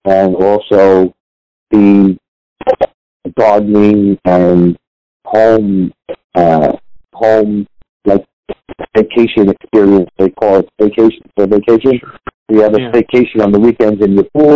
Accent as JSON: {"language": "English", "town": "New York City", "region": "New York", "country": "United States", "tie": "born or raised there", "said": "I grew up in the Bronx. So the fire hydrant was my pool"}